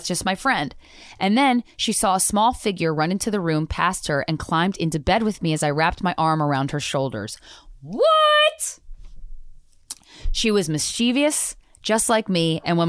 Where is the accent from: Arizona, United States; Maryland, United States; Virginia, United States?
Arizona, United States; Grandfather was in the military and I grew up in Arizona.